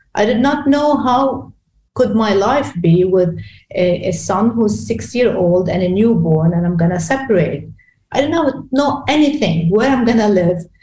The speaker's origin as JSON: {"language": "English", "town": "Beirut", "region": "Beirut Governorate", "country": "Lebanon", "tie": "born or raised there", "second_language": "English", "said": "I'm from Lebanon. I was born in Lebanon, in Beirut. So Beirut is B city is my city"}